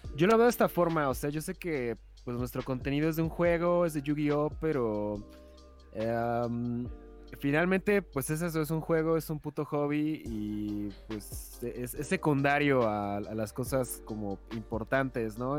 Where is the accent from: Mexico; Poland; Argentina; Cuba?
Mexico; en México